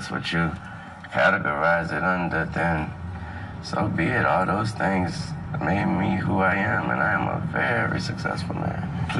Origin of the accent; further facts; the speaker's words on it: the South, United States; I'm from the South.